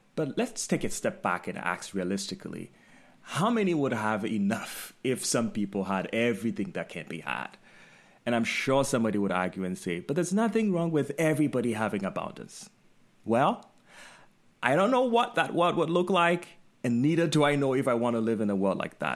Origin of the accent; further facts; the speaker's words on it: Ghana; moved away; while I was growing up in Ghana